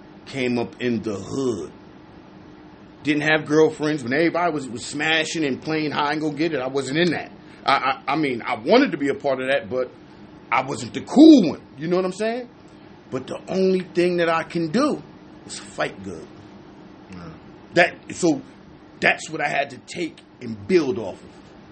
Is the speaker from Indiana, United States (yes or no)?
no; New Jersey, United States; I'm from Jersey